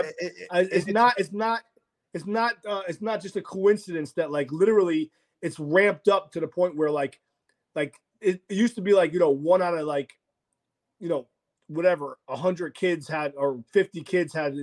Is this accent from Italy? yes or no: yes; Rome, Lazio, Italy; moved away; I'm Italian, you know. I was born in Rome